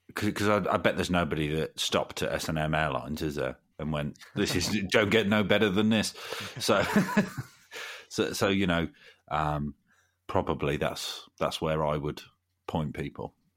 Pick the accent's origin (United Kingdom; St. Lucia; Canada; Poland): United Kingdom; Nuneaton, West Midlands; moved away as an adult; now in Derby, United Kingdom; when I was still lived back in my hometown in Nuneaton